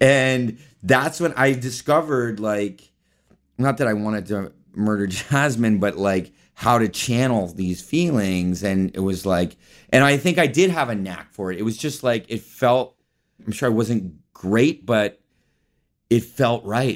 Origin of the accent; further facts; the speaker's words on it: Palo Alto, California, United States; I was born in Palo Alto, California, in Northern California